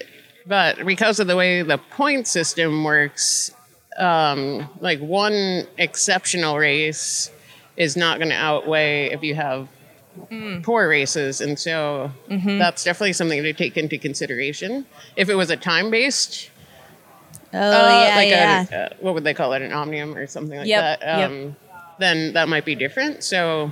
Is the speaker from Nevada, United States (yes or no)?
no; Massachusetts, United States; now in Bentonville, United States; I'm from Massachusetts originally. I live in Bentonville, Arkansas now